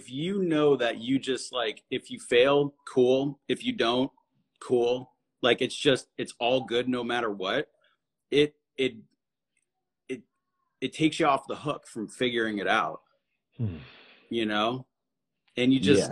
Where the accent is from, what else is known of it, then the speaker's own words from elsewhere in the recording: New England, United States; we're from New England